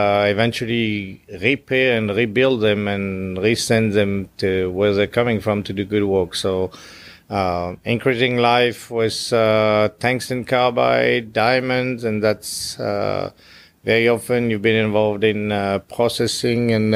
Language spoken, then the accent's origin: English; France; first language French; English is a second language; moved away as an adult; I grew up in France